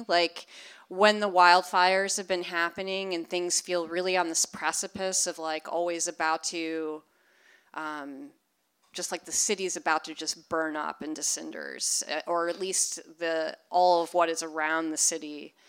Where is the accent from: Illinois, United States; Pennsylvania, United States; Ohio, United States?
Illinois, United States; Chicago; now in Los Angeles, United States; I remember for a long time in the first couple years I lived in LA, because I came from Chicago, which is flat, I was almost spooked by the mountain horizon.